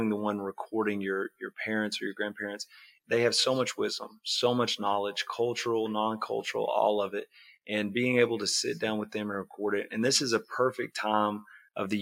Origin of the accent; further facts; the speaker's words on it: Caddo, Oklahoma, United States; also born or lived in Hugo, Oklahoma; proud to be from southeastern Oklahoma right here on the Choctaw Reservation. So I was born in Hugo. I grew up in Caddo and graduated high school there